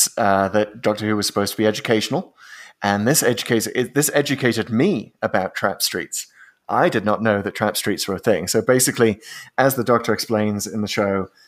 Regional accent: United Kingdom; as a British person

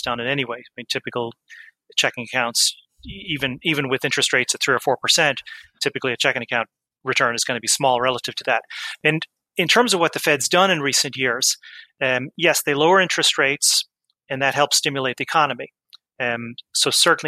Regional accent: Offaly, Leinster, Ireland; now in New York, United States; grew up in Ireland

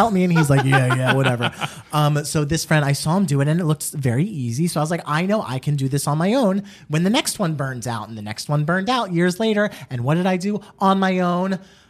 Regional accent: New Jersey, United States; I am from Jersey

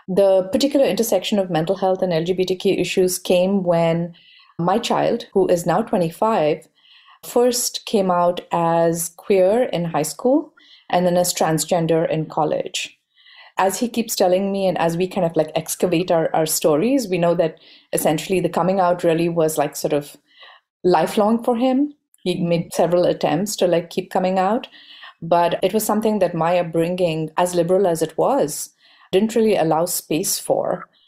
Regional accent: Bangalore, Karnataka, India; I grew up in India in a very pan Indian setting. My dad was essentially in public sector jobs and we traveled a lot. So I got a chance to travel all over India. We eventually settled, settled in Bangalore

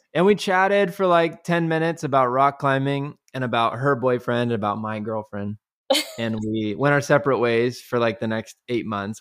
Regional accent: Kansas City, United States; now in Waco, United States; I grew up in Kansas City

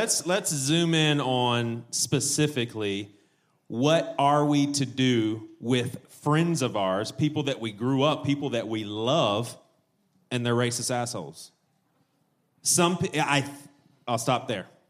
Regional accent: the South, United States; we grew up in the South

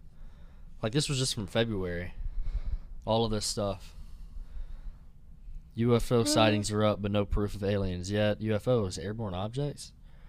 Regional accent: United States; we're from America

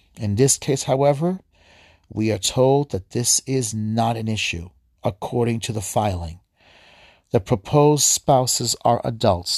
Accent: New York, United States; my home state, New York

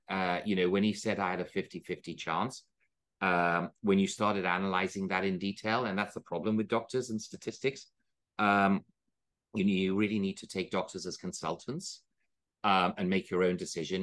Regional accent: India; moved away; also born or lived in Oxford; I was from India

